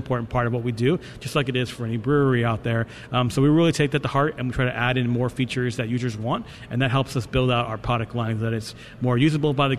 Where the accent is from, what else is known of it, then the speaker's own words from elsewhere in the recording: New York, United States; I'm from New York